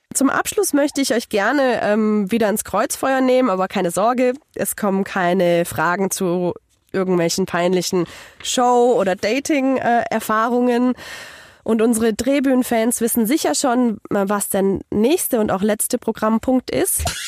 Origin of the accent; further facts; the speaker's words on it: Hungary; moved away; ich komme ja ursprünglich aus Ungarn